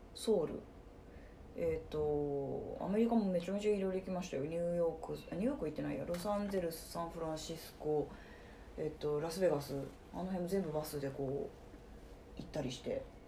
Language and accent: Japanese; Fukuyama, Hiroshima, Japan; moved away as an adult; also born or lived in Kansai; now in Osaka, Japan; 広島県福山市の出 身で